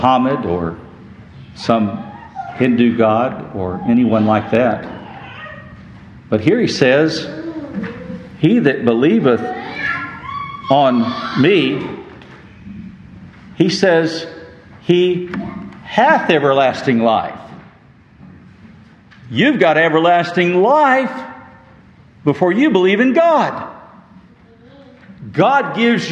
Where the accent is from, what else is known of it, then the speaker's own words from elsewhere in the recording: West Texas, United States; I grew up in West Texas